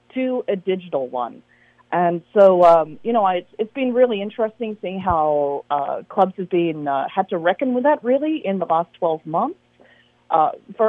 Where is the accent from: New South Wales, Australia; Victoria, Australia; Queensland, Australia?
New South Wales, Australia; Sydney; now in Alameda, United States; I'm actually from Sydney, Australia